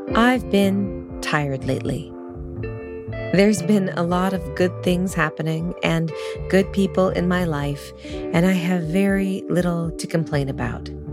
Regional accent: Sonoma, California, United States; moved away; also born or lived in New York City; Sonoma, my hometown

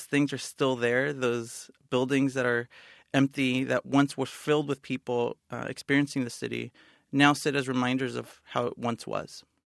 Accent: San Bernardino, California, United States; moved away; I was born and raised in San Bernardino, California.

